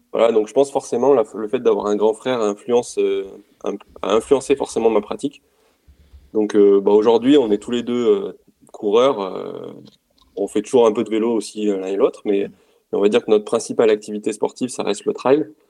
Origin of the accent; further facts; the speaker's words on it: Romagnat, Auvergne-Rhône-Alpes, France; je suis un Auvergnat pure souche, j'ai grandi juste à côté de Clermont-Ferrand donc euh, à Romagna précisément